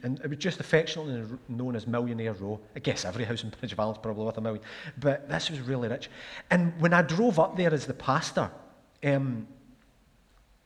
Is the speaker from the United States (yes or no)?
no; Glasgow, Scotland, United Kingdom; moved away as an adult; also born or lived in Stirling / Pitlochry; I grew up in Glasgow, as I've said. A place called Ardenne, which was next to Camwodrick